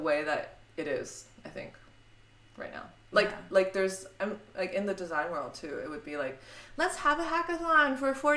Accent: Cupertino, California, United States; also born or lived in Harbin, China; now in New York, United States; I grew up in the Bay Area. I grew up next to Apple

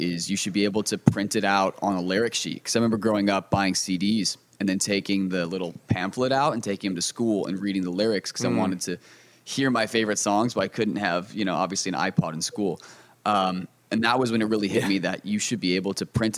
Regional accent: Wisconsin, United States; moved away as an adult; now in Los Angeles, United States; I grew up in Wisconsin

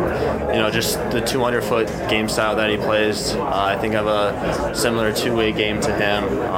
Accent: Chicago, Illinois, United States; also born or lived in Naperville, Illinois; I grew up in Chicago

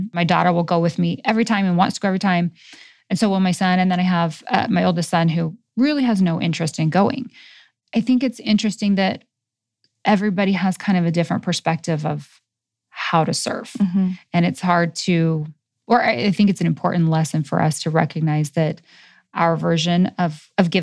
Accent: Utah, United States; as an American, as a Utahn.

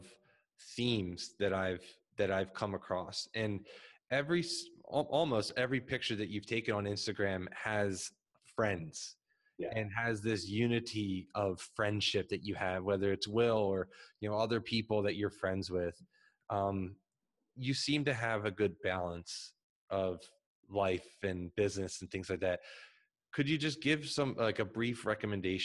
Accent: Philadelphia, Pennsylvania, United States; I'm from Philadelphia, right outside Philadelphia

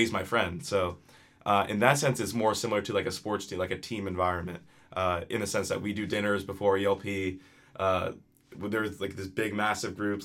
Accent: New Jersey, United States; I am from New Jersey

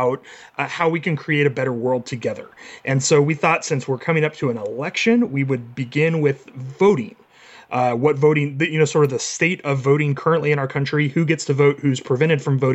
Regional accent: Texas, United States; as a Texan

